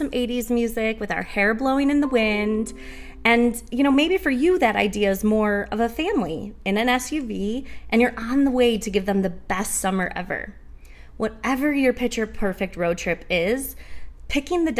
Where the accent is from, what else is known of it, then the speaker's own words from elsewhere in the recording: Great Lakes area in New York, United States; I grew up in the Great Lakes area in New York